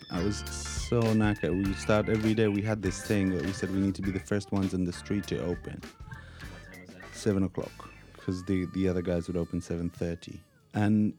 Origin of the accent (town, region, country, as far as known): Israel; now in London, United Kingdom